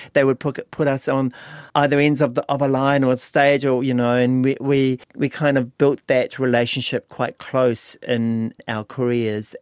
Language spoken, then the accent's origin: English; Lake Okareka, Bay of Plenty, New Zealand; moved away; also born or lived in Auckland; I moved home from Auckland back to Lake Aukaraka in two thousand sixteen to help him. on the farm